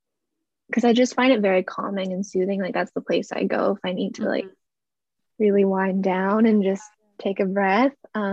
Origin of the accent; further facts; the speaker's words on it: Calgary, Alberta, Canada; moved away; because I came from Calgary, Alberta, so that's kind of nowhere near an ocean.